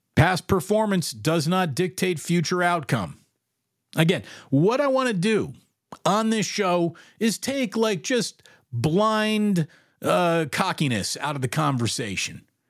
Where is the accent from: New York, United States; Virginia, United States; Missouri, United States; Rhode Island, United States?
New York, United States; Schenectady; I'm from Schenectady. I grew, I grew up a-, around tons of suffering New York Giants fans